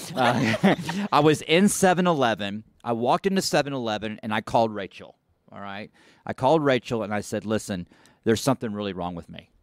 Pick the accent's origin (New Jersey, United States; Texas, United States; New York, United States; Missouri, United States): Texas, United States; Dallas; I'm looking down over Dallas, and I've lived here my whole life